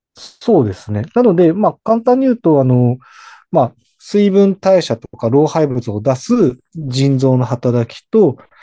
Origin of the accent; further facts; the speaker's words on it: Hokkaido, Japan; now in Sendai, Japan; 私自身は言ってしまうと北海道出身なんで